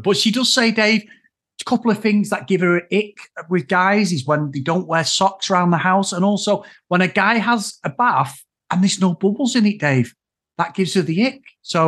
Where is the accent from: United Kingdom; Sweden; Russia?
United Kingdom; Manchester, North West England; I'm from Manchester